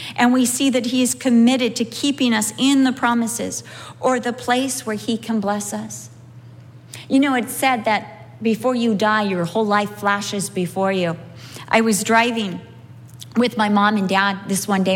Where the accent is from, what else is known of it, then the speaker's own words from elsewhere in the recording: United States; I'm from America.